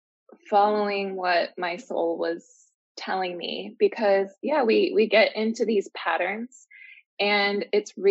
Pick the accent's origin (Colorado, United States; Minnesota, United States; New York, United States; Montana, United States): Minnesota, United States; moved away as an adult; now in Mexico; I'm from Minnesota in the US.